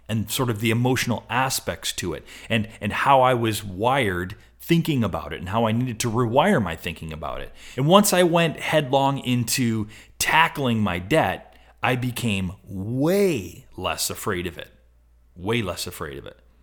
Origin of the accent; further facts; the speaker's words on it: Rochester, New York, United States; also born or lived in Buffalo, New York; I grew up in Rochester, New York, spent a lot of time in Buffalo, New York.